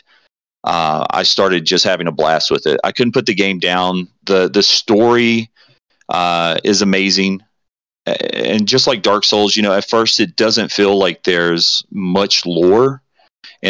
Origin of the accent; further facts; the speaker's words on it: the South, United States; I'm from the South